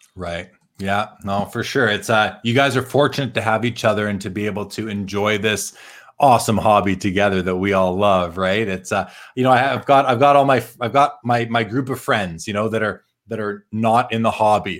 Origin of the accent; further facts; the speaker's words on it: Winnipeg, Manitoba, Canada; where I grew up in Winnipeg